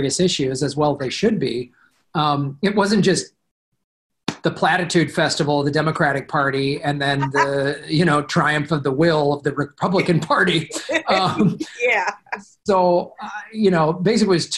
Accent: Chicago, Illinois, United States; moved away; I'm from Chicago originally

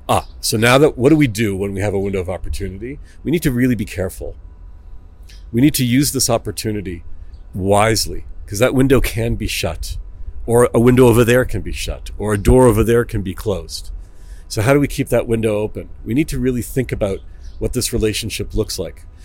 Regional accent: Toronto, Ontario, Canada; moved away as an adult; now in Israel; I'm from Toronto, Canada

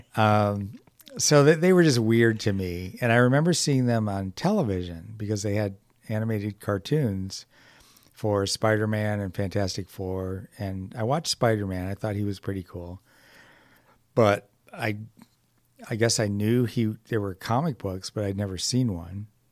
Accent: Detroit, Michigan, United States; moved away; also born or lived in California; originally from Detroit

